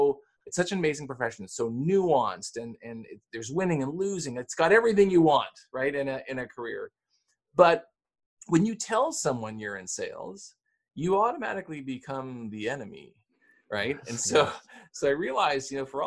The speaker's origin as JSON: {"language": "English", "country": "Canada", "said": "I'm Canadian"}